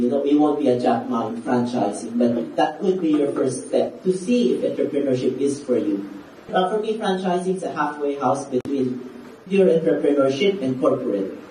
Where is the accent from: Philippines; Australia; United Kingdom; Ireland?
Philippines; I'm Filipino Chinese